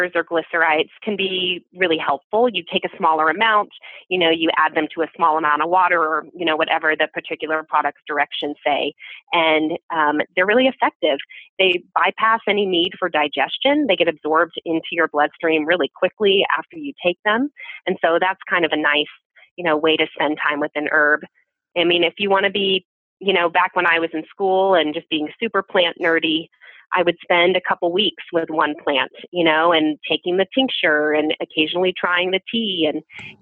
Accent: Texas, United States; I'm from Texas

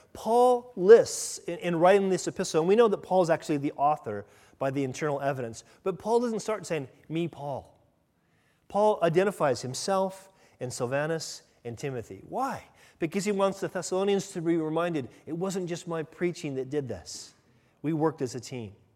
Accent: United States; me as an American

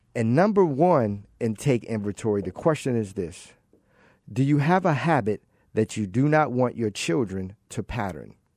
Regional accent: Baltimore, Maryland, United States; growing up in Baltimore, I'm originally from Baltimore

